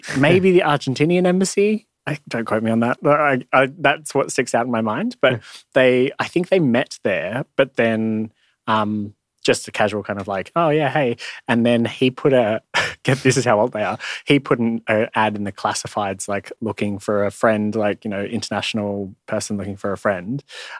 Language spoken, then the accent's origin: English; Canberra, Australian Capital Territory, Australia; Yeah, from Canberra. So like, the most sort of dry, you know, full of buildings.